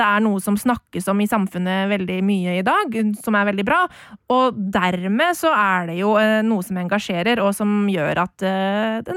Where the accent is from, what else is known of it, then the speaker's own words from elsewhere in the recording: Lommedalen, Akershus, Norway; kjellerstua nede i, eller oppe i Øvre Goslia, eh, i, på, i Åsen hjemme i Lommedalen, eh, og så kampen sammen med, med pappa, og det var stor ståhei.